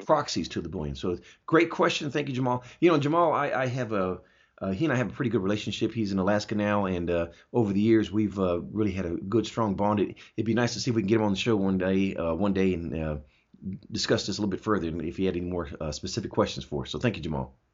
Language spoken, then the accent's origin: English; Augsburg, Bavaria, Germany; now in United States; I was born in Augsburg, Germany